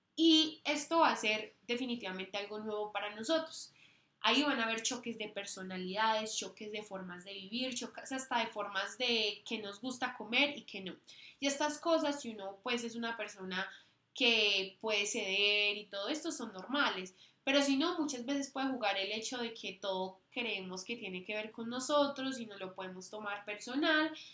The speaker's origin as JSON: {"language": "Spanish", "country": "Colombia", "also_born_or_lived": "United States", "moved": "as an adult", "said": "no solo somos colombianas ni latinoamericanas"}